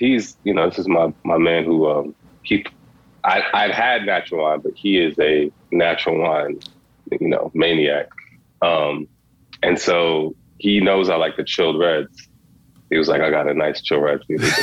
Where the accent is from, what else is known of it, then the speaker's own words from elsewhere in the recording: New York City, New York, United States; also born or lived in Crown Heights, Brooklyn; I moved to Bed-Stuy when I was 3